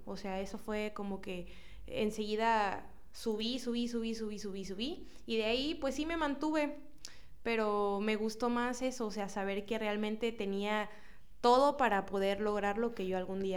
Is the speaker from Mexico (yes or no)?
yes; Cosamaloapan, Veracruz, Mexico; yo soy de Cosamaloapan